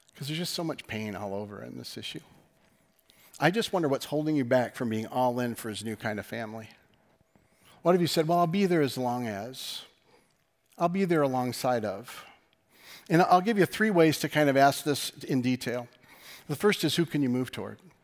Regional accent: West Michigan, United States; us being from West Michigan

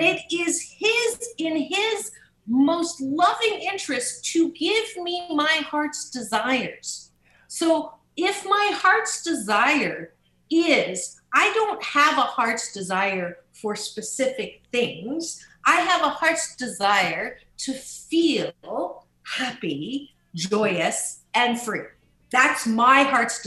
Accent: Canada; I was born in Canada

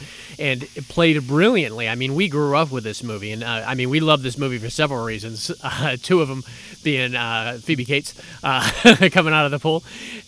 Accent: New England, Massachusetts, United States; not growing up in Southern California, growing up in Massachusetts, New England

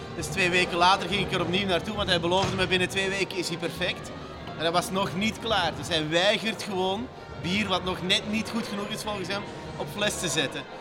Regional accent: Flanders, Belgium; moved away as an adult; also born or lived in Katendrecht, Rotterdam, Netherlands; now in Rotterdam, Netherlands; ik ben een Vlaming die hier op eh, de Kaap woont

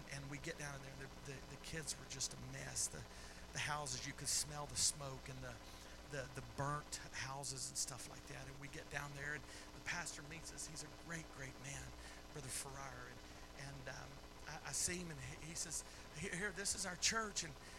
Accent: Philippines; I was raised there. I was raised in the Philippines.

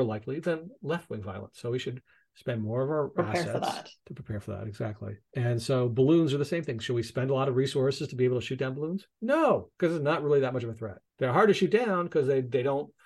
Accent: United States; now in Canada; as an American living in Canada

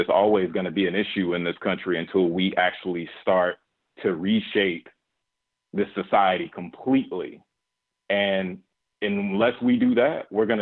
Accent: Alabama, United States; I'm from Alabama. I grew up in the midst of that.

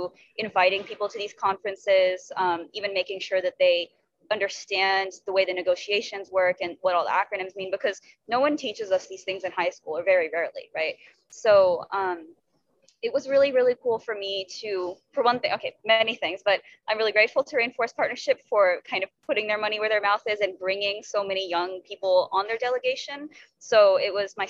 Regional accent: Texas, United States; born and raised in Texas

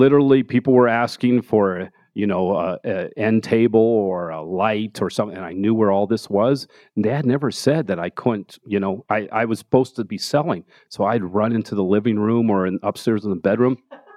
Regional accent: Denver, Colorado, United States; Yeah, Park Hill. Grew up in Park Hill and went to Manual High School and graduated CU Boulder. So I'm, I lived here for 45 years.

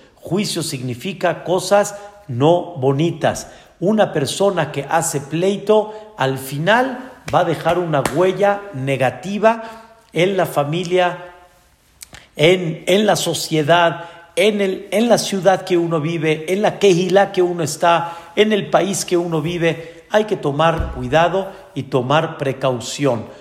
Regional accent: Mexico; Nosotros nacimos aquí en México

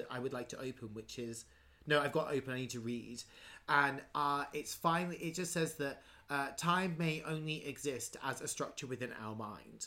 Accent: England, United Kingdom; I grew up. I think actually the technical term for what I grew up in is actually a hamlet. but we called it a village.

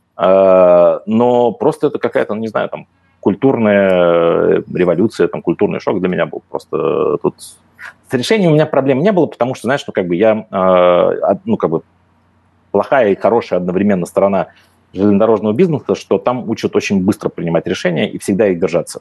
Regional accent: Moscow, Russia; moved away as an adult; now in Slovenia; я москвич, я как бы москвич по некоторым линиям в четвертом поколении, я как бы не лишен любви к своему родному городу

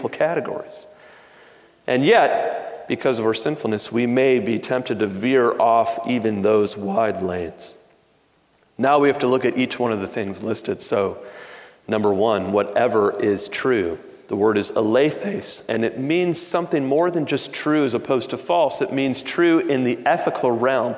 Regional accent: Detroit, Michigan, United States; I grew up in Detroit

